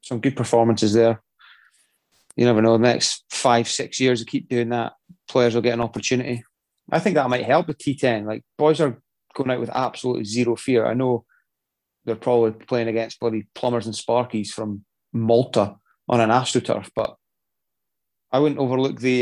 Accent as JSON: {"language": "English", "region": "Scotland", "country": "United Kingdom"}